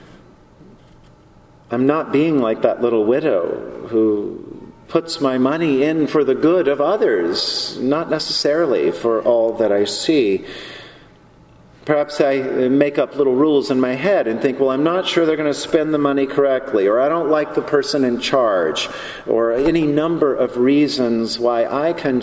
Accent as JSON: {"language": "English", "town": "Charlotte", "region": "North Carolina", "country": "United States", "tie": "born or raised there", "said": "I grew up in Charlotte, North Carolina"}